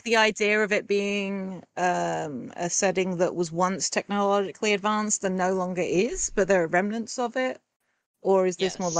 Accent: England, United Kingdom; Being English sucks.

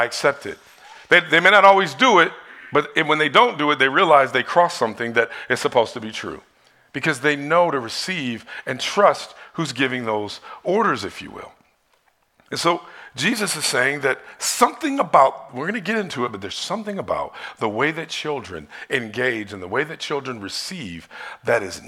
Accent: Detroit, Michigan, United States; when I was in church growing up in Detroit

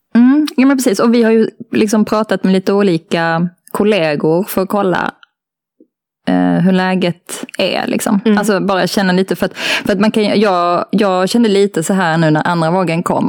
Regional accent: Malmö, Skåne, Sweden; Jag är uppvuxen i Malmö

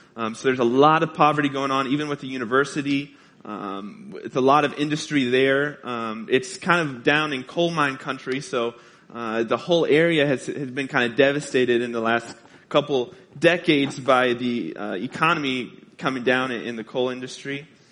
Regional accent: Carbondale, Illinois, United States; moved away; I'm from Southern Illinois, Carbondale, Illinois

